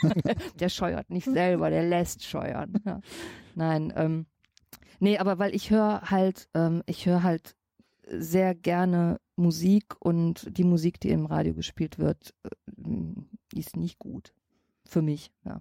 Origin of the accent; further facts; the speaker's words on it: Düsseldorf, North Rhine-Westphalia, Germany; Ich sag Bütchen. Ich komme aus Oberbilk, ich sag Bütchen